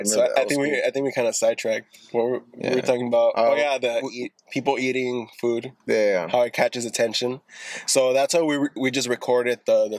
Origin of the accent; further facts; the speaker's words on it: Lynwood, California, United States; also born or lived in East Los Angeles, California / Norwalk, California; Fifth grade, I moved to Lingwood.